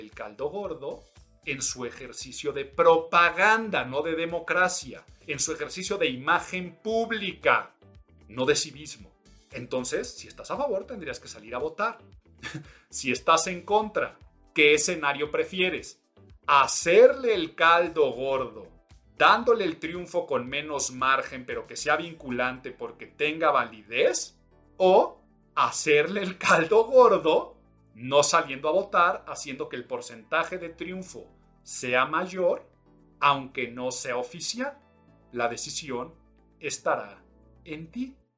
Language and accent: Spanish; Mexico; soy mexicano